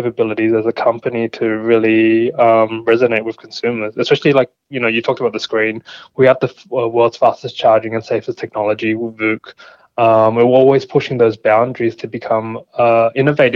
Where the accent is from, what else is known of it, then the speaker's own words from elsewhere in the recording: Australia; I am Australian